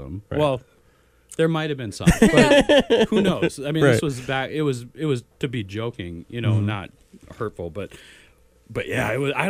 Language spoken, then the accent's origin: English; Fargo, North Dakota, United States; I'm from Fargo-Moorhead, so a lot of people that I went to high school with or, like, you know, used with later are still around